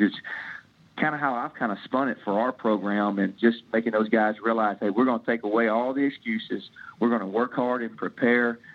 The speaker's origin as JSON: {"language": "English", "region": "Tennessee", "country": "United States", "moved": "yes", "lives_now": "Midwest, United States", "said": "I'm an old country guy from uh, from Tennessee that's been up here in the Midwest"}